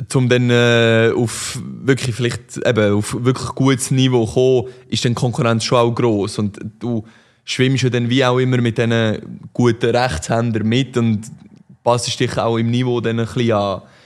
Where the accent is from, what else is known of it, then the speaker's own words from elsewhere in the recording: Aarau, Aargau, Switzerland; ich bin in Aarau aufgewachsen